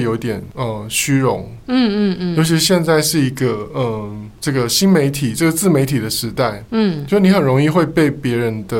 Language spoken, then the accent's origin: Chinese; southern Taiwan, Taiwan; now in Taipei, Taiwan; 像我们这样子从南部来到台北发展的青年，嗯、我们现在已经变中年了。